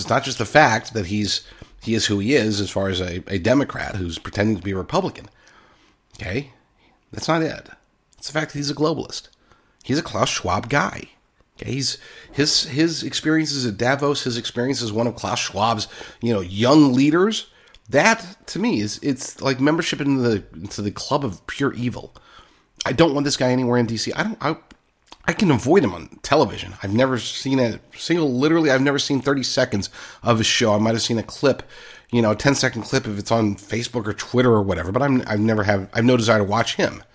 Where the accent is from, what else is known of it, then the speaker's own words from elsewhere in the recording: Oklahoma, United States; accent: Oklahoma voice; I grew up in Oklahoma, so that's my Oklahoma voice.